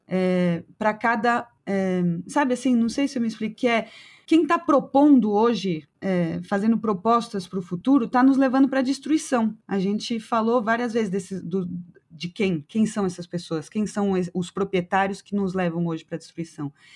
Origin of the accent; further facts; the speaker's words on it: Brazil; eu como brasileira e me colocando como latino-americana